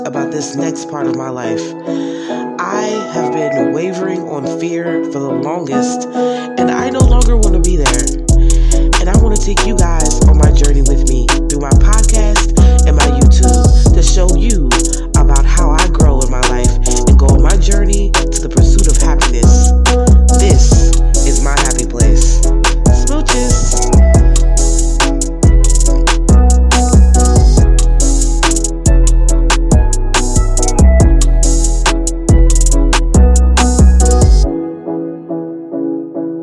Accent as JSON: {"language": "English", "region": "New Jersey", "country": "United States", "said": "I'm from Jersey"}